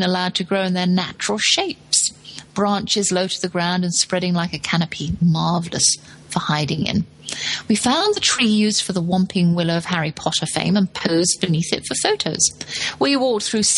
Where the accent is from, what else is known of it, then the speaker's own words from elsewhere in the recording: England, United Kingdom; moved away as an adult; also born or lived in Texas; since I moved away from England originally